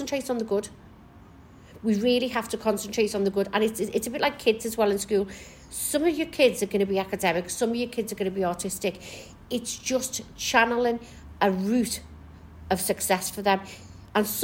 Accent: Kirkby, North West England, United Kingdom; also born or lived in Maghull; now in Liverpool, United Kingdom; Originally, from Kirby. I was raised in Kirby

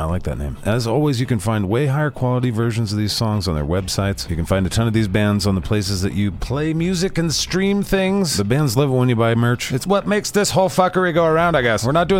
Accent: Spokane, Washington, United States; my hometown of the Lilac City

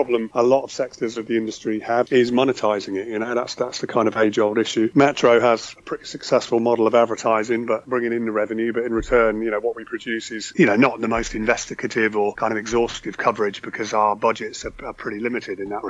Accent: Aldbourne, South West England, United Kingdom; moved away as an adult; now in London, United Kingdom; I'm originally from Wiltshire. I'm from Aldbourne, I grew up in, just outside Swindon.

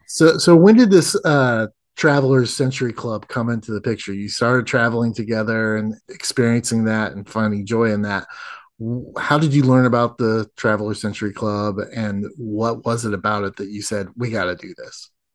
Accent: United States; I'm an American

